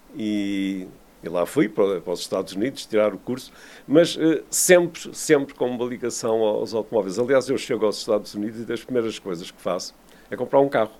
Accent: Vila do Conde, Norte, Portugal; eu cresci em Vila de Conde, nos anos 50 e 60, a minha casa ficava no circuito

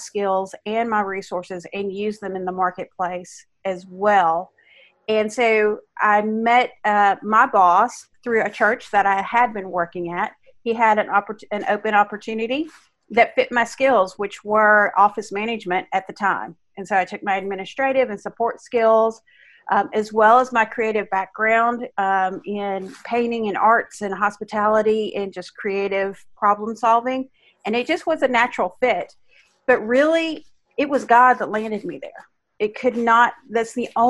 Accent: Arkansas, United States; I'm from Arkansas.

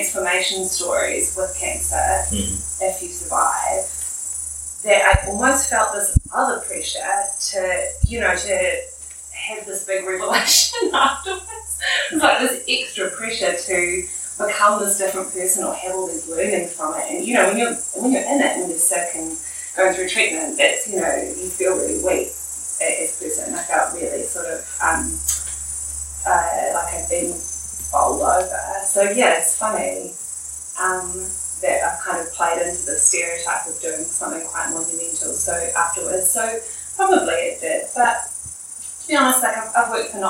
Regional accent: Wellington, New Zealand; moved away as an adult; also born or lived in Melbourne / Fiji; I grew up in Wellington

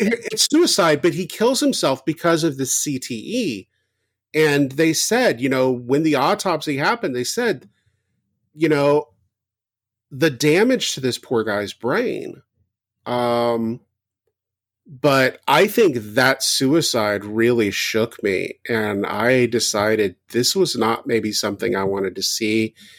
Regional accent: the South, United States; I grew up in the South.

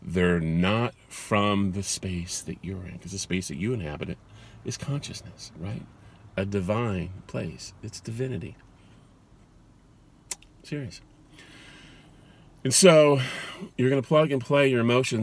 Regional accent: California, United States; I was born in California.

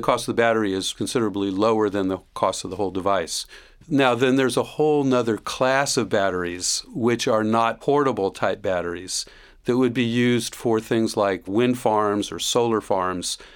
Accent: Miami, Florida, United States; now in Gainesville, United States; I grew up in the southern part of Miami

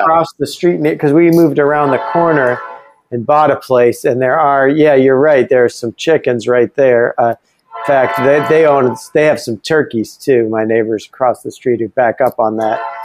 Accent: Ithaca, New York, United States; my uh, small hometown has like three institutions of higher learning. Uh, one was Ithaca College

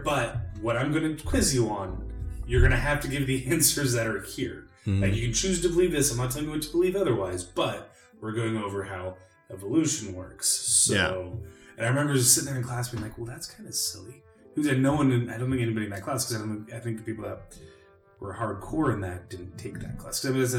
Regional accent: Silverton, Oregon, United States; born or raised there; also born or lived in Chico, California

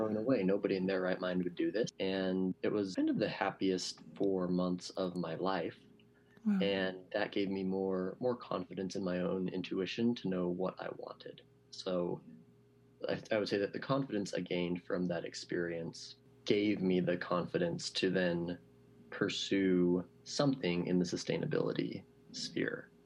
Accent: Reno, Nevada, United States; born or raised there; moved away as an adult; also born or lived in Southern California / San Francisco / Seattle

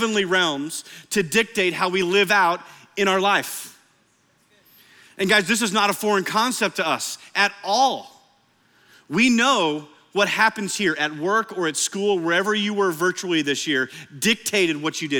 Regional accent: Iowa, United States; now in Oklahoma, United States; I know we're in Oklahoma, but I grew up in Iowa.

